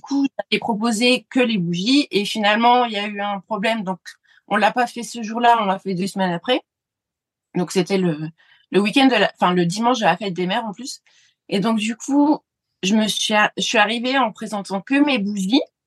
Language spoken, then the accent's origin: French; France; en tant que Français